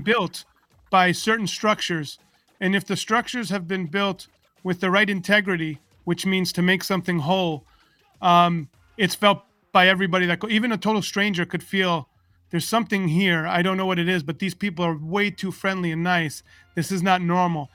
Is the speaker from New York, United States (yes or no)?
yes; New York, United States; I grew up in New York and I came from a very big fat Greek family